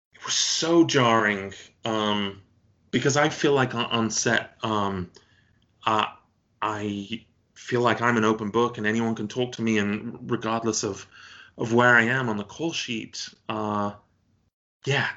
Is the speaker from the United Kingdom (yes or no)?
yes; United Kingdom; moved away; you're a Brit living abroad